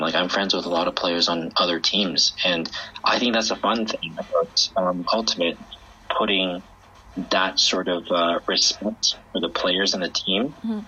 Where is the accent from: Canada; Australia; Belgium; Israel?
Canada; Vancouver, British Columbia; moved away as an adult; now in Beijing, China; I grew up in Vancouver in Canada